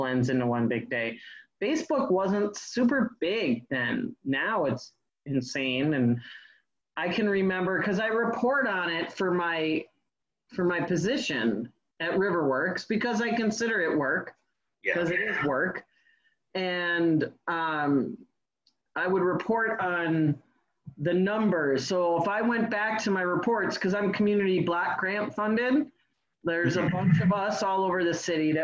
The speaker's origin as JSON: {"language": "English", "town": "Glendale", "region": "Wisconsin", "country": "United States", "tie": "born or raised there", "also_born_or_lived": "Milwaukee", "said": "I grew up actually in Glendale in the 70s and 80s, and I moved out of the suburbs into the city pretty much when I was 19"}